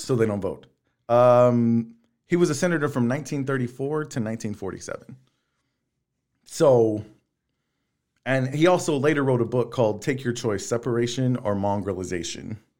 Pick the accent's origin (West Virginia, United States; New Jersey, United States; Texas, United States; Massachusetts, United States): Texas, United States; Texas City; I grew up on Jacques Boudin in Texas City